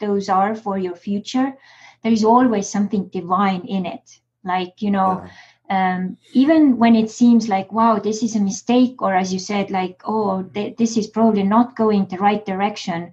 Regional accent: Estonia; now in United States

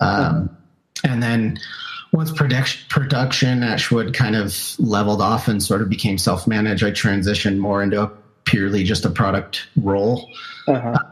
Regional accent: Southern California, United States; I grew up in Southern California

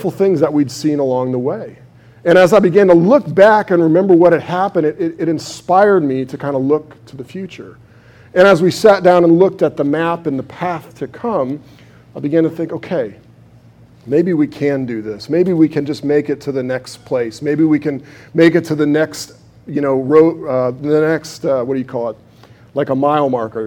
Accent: United States; I'm an American.

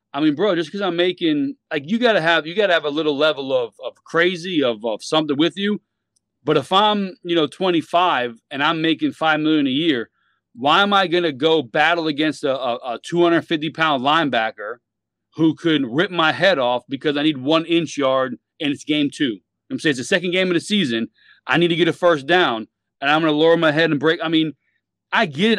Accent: Miami, Florida, United States; we're from Miami, South Florida

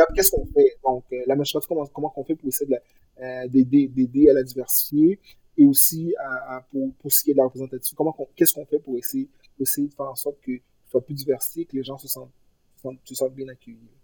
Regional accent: Granby, Quebec, Canada; moved away as an adult; also born or lived in Haiti (origin/ancestry); now in Montreal, Canada; je viens de Granby, je viens d'une, je viens d'une ville qui avait, à l'époque, 95% de population blanche francophone

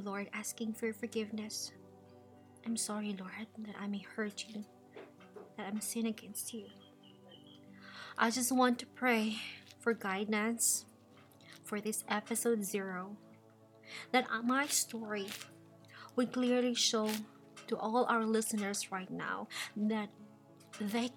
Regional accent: Cebu, Central Visayas, Philippines; moved away as an adult; Yes, I grew up there in the Philippines. I'm from Cebu

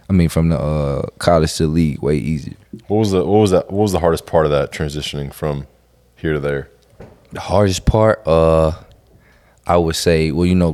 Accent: Mississippi, United States; because I'm from Mississippi and I went to New York City

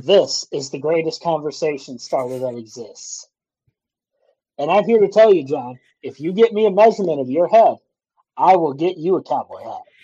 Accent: Kankakee, Illinois, United States; moved away as an adult; where I grew up in Kankakee, Illinois area, mm-hmm. I grew up three miles from one of the biggest limestone mines

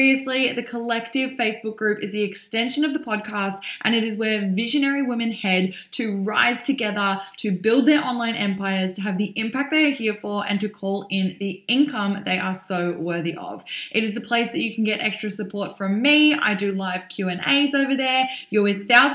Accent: Melbourne, Victoria, Australia; here in Melbourne, my hometown

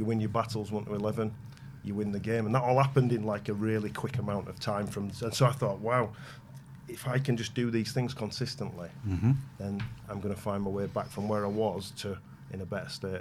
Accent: Bradford, Yorkshire and the Humber, United Kingdom; growing up in Bradford, that's where I'm from, for my sins.

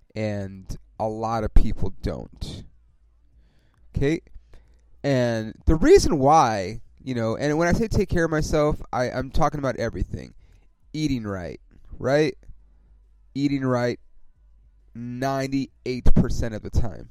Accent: Ontario, California, United States; also born or lived in East Los Angeles, California / Upland, California / San Bernardino, California / Corona, California; I grew up in Ontario, California, which if you don't know where that is, it's about 40 miles outside

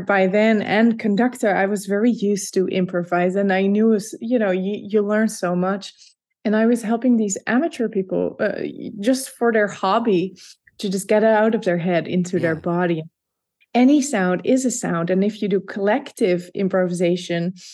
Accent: Leiden, South Holland, Netherlands; first language Dutch; English is a second language; moved away as an adult; So I grew up in the Netherlands in a place called Leiden, which is half an hour south of Amsterdam

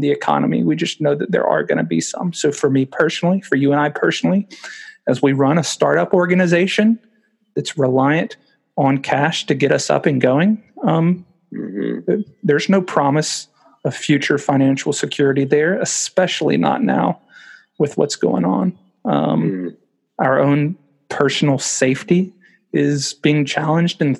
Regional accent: United States; moved away as an adult; now in United Kingdom; growing up in America

